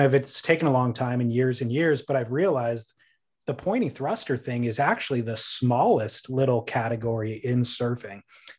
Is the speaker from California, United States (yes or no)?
yes; California, United States; I grew up in Orange County.